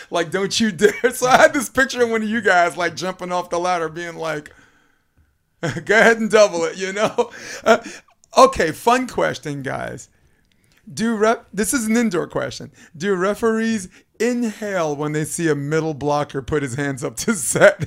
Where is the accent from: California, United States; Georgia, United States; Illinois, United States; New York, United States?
New York, United States; New York City; moved away; I'm a bi-coastal brother. I grew up in New York